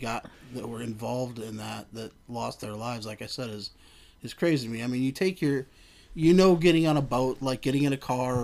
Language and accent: English; Detroit, Michigan, United States; I mean, I grew up in the Detroit area, grew up in Michigan, so I can always claim all the Detroit teams, but it's never just those.